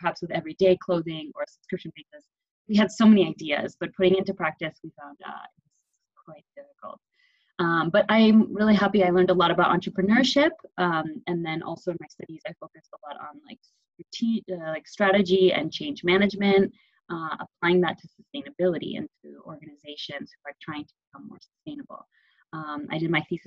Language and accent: English; Connecticut, United States; born or raised there; moved away as an adult; also born or lived in Delft, Netherlands; now in Barcelona, Spain